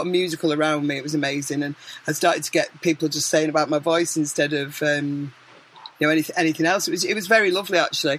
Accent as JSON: {"language": "English", "town": "Manchester", "region": "North West England", "country": "United Kingdom", "said": "I am from Manchester"}